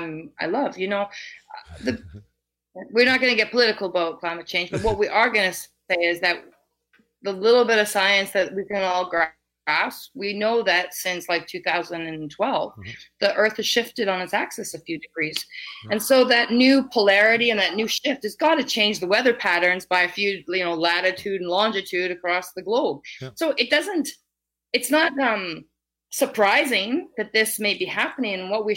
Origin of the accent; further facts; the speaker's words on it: Vancouver, British Columbia, Canada; British Columbia. I'm from Vancouver and Vancouver Island